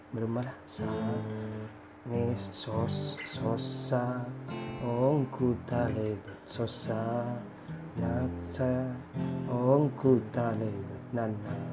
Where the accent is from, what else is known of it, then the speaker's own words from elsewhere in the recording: East Java, Indonesia; aku ini Madura